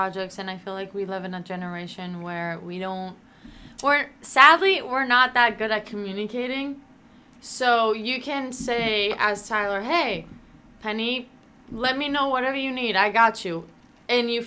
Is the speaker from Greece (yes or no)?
yes; Athens, Attica, Greece; moved away as an adult; now in United States; growing up in Greece, in Athens, and then moving here, so like leaving my family and moving here by myself